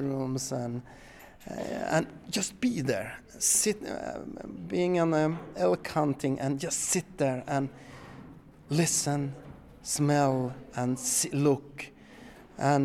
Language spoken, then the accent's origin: English; Pajala, Norrbotten County, Sweden; moved away as an adult; now in Skåne, Sweden; I was born and raised in Pajala, north of the Arctic Circle, but now I live in the very south of Sweden.